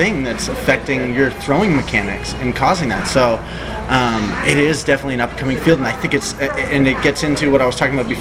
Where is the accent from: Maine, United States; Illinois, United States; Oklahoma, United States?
Maine, United States; Portland; I grew up in Portland, Maine